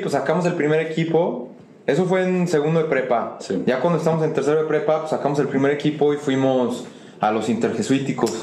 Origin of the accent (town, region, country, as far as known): Mexico